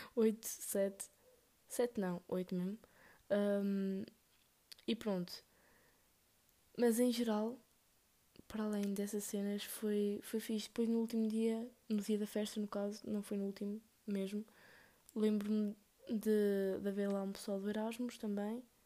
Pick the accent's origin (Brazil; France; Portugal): Portugal; Northern Portugal; aqui no norte nós somos tipo. Oh, vamos a algum lado? Ou bora a algum lado?